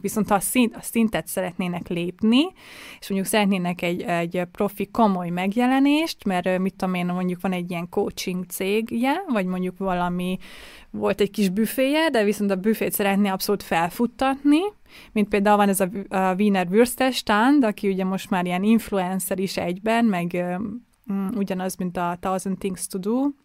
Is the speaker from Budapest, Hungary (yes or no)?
yes; Budapest, Hungary; now in Vienna, Austria; én ugye budapesti vagyok